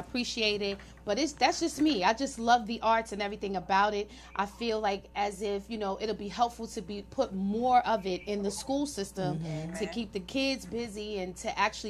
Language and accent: English; New York, United States; moved away; And even though that's my hometown, it's expensive.